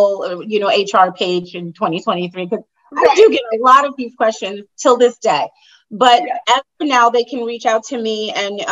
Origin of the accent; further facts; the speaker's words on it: New York, United States; moved away as an adult; now in Danbury, United States; I'm in Connecticut. I actually just moved to Danbury, Connecticut about 2.5 years ago. So I'm from New York